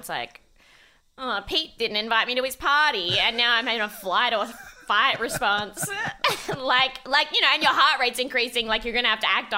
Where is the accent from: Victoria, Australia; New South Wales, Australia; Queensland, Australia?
Victoria, Australia; Melbourne; also born or lived in Macedon Ranges, Victoria; I grew up in like the western suburbs, sort of moving of Melbourne